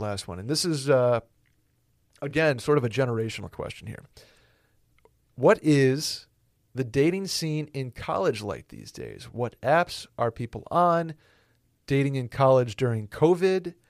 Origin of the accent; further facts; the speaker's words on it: Northeast, United States; I'm from the Northeast